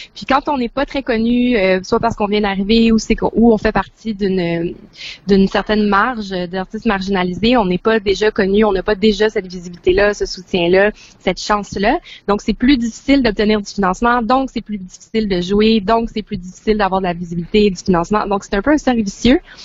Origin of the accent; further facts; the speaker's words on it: Montreal, Quebec, Canada; je viens de Montréal